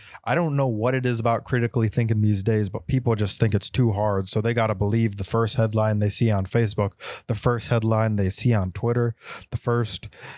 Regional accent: Texas, United States; born there; I was born in Texas, y'all.

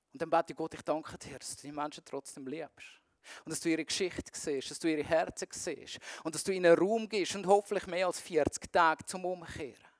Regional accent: Zurich, Switzerland; mich ähm, als Zürcher

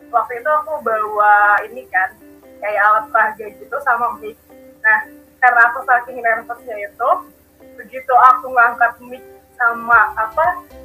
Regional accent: Bekasi, West Java, Indonesia; Aku dari Bekasi nih asalnya

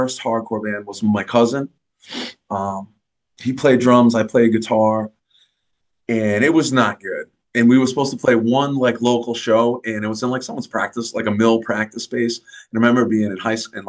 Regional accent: North Attleboro, Massachusetts, United States; also born or lived in Norwood, Massachusetts; I was born in Norwood, which is like 10 miles right outside Boston proper, if that. My mother's from Dorchester, my father's from Rosendale, but then we moved when I was a little kid out to like North Attleboro. It's like southeastern Massachusetts

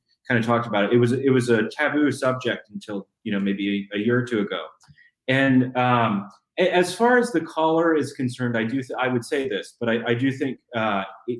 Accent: Arlington, Virginia, United States; I've got all these friends that I grew up with who by and large are libs because I'm from Arlington

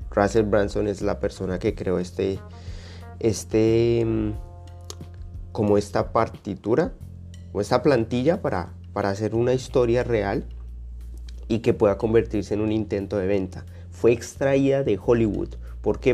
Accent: Colombia; now in Australia; mi país, Colombia

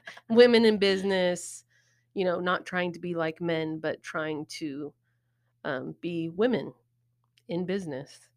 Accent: Wichita, Kansas, United States; when we were growing up downtown

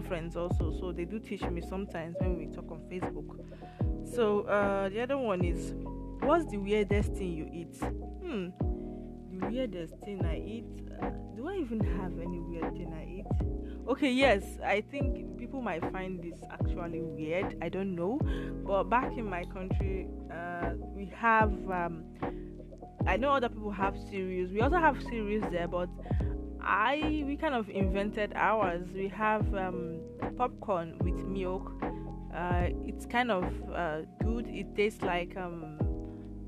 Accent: Nigeria; first language Igbo; English is a second language; moved away as an adult; also born or lived in Imo State, Nigeria / Edo State, Nigeria / Lagos, Nigeria; now in Italy; Igbo is my native language in Nigeria

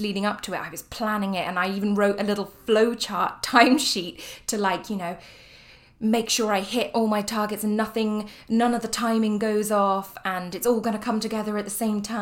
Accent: United Kingdom; moved away; I am British

